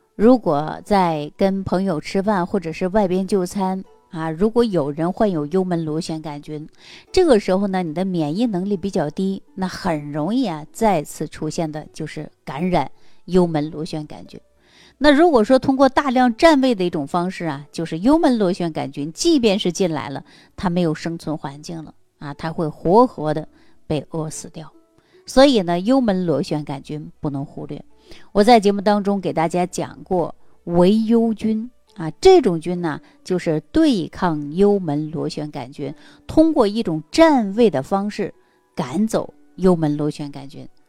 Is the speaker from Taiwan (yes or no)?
no; Jilin, China; 在我们吉林老家